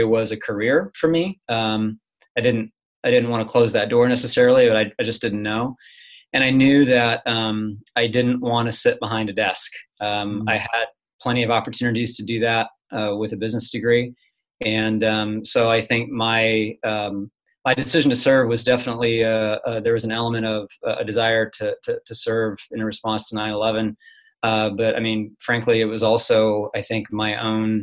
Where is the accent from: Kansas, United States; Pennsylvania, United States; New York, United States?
Kansas, United States; Hays; I'm originally from central Kansas, a little town called Hayes, Kansas